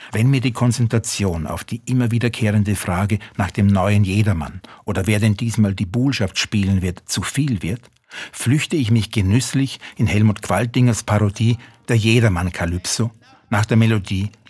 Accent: Salzburg, Austria; born there; Als gebürtiger Salzburger bin ich ihm natürlich auch nicht entkommen.

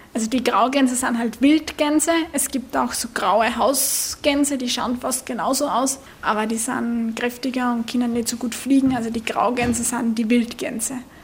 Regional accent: Austria; bei uns in Österreich

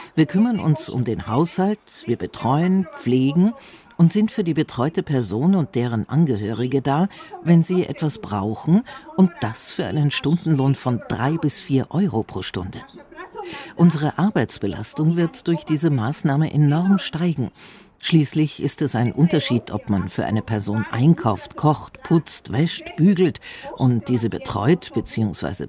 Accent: Slovakia; ich komme aus der Slowakei.

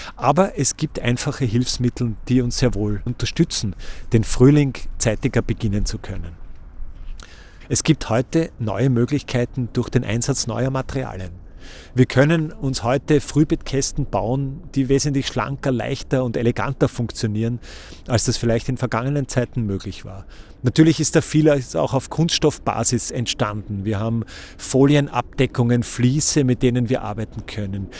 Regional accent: Austria; bei uns in Österreich

